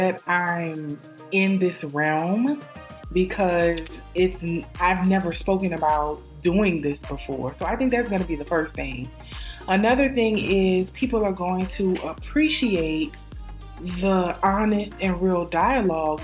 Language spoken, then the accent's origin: English; New Orleans, Louisiana, United States; I am from New Orleans, Louisiana, the best city in the state